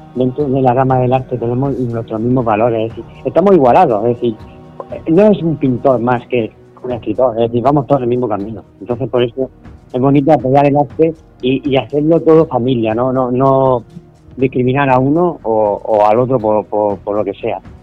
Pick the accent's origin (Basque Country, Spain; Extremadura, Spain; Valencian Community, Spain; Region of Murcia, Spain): Region of Murcia, Spain; Los Alcázares; en, mi tierra